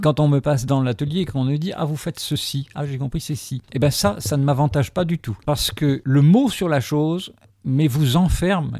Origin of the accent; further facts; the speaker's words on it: Algeria; now in France; je suis né en Algérie notamment, et je suis venu en France en 63